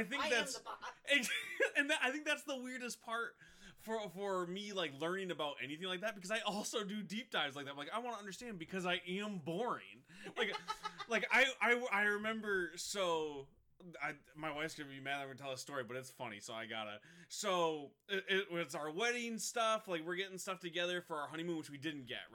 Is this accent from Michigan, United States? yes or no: yes; Michigan, United States; moved away; we come from Michigan, way up north in the middle of nowhere